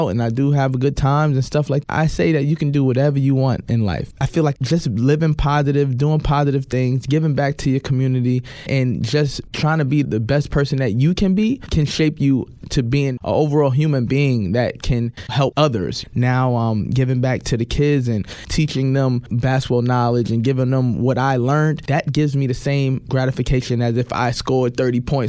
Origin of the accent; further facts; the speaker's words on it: New York City, New York, United States; being a black man and growing up in New York